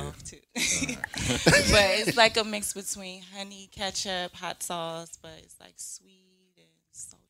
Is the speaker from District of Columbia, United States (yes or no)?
yes; Washington, District of Columbia, United States; D.C. represent.